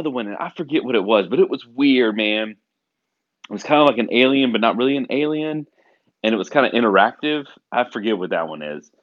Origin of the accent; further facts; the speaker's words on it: United States; I'm American